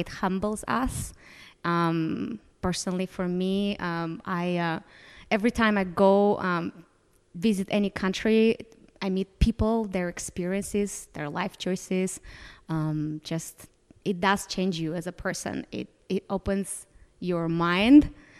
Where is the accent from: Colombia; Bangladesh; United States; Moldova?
Moldova; Moldova specifically, just going to my home country, like, let's go explore the rest of the world.